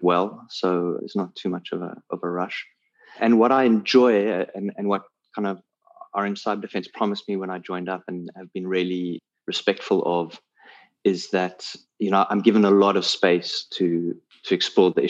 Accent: South Africa; I'm a South African based in Cape Town

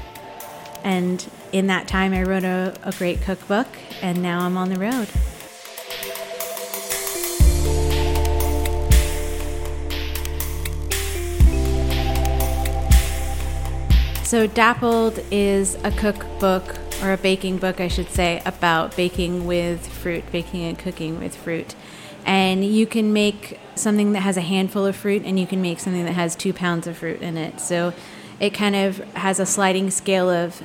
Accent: San Diego and San Francisco, California, United States; now in Los Angeles, United States; I grew up in San Diego and San Francisco, half and half.

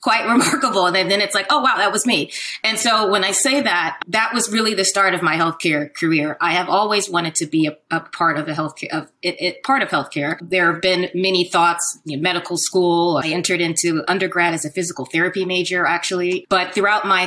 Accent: Silver Spring, Maryland, United States; also born or lived in Washington, District of Columbia, United States; I was born in Washington, DC. I grew up in Silver Spring, which is a suburb of the DC area. So I'm a Washingtonian

